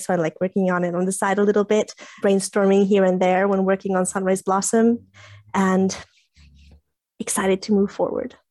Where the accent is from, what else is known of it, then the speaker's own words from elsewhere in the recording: Italy; first language English; I'm Italian, English bilingual. English is kind of my first language, but I grew up in Italy